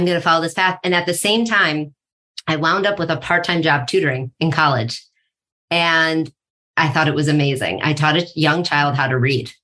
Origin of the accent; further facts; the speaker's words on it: East Coast, United States; moved away as an adult; also born or lived in Colorado; now in New York, United States; I'm from the East Coast, but I was out in Colorado.